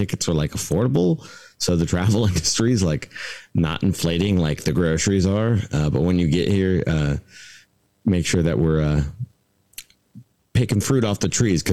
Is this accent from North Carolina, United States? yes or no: no; Southwest Washington, United States; also born or lived in Port Angeles, Washington / Bellingham, Washington / Trinity County, California; now in Hawaii, United States; having lived in Bellingham and grown up in Southwest Washington.